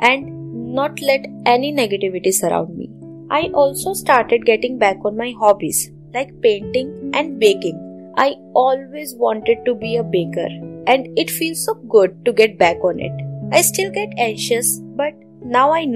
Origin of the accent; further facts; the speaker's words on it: Delhi, India; I am from Delhi